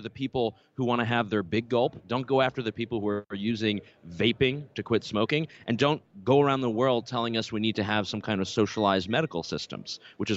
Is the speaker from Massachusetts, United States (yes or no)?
no; Concord, North Carolina, United States; also born or lived in Canada; I'm definitely a son of North Carolina. I grew up around Concord area.